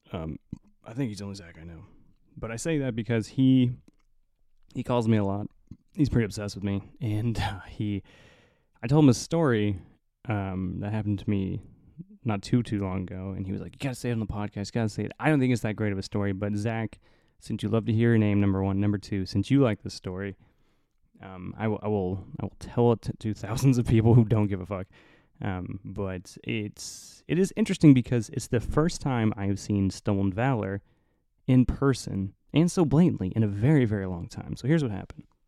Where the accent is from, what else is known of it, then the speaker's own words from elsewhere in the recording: Indiana, United States; moved away; I'm from the cornfields of Indiana